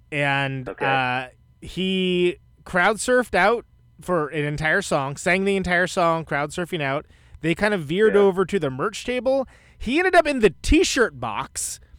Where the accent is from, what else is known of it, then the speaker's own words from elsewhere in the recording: Oakland, California, United States; now in Milwaukee, United States; I was still living in the Bay. I live in Milwaukee now, but I'm from Oakland.